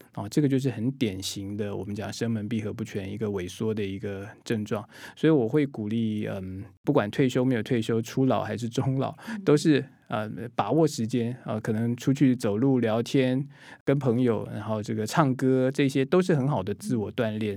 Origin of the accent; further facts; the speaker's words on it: Taiwan; 我们台湾人、我们华人